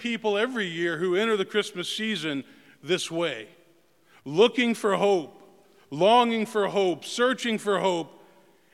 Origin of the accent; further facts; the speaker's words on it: Memphis, Tennessee, United States; growing up in Memphis